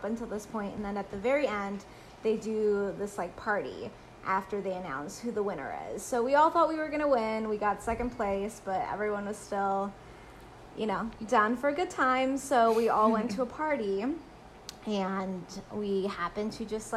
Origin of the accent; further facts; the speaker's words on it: Bogotá, Colombia; now in United States; So I'm from Colombia. I was originally born in Bogota, Colombia.